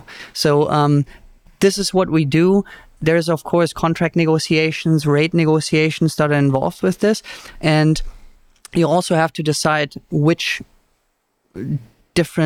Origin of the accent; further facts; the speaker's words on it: Germany; English is a second language; moved away as an adult; also born or lived in Mexico; now in United States; I'm originally from Germany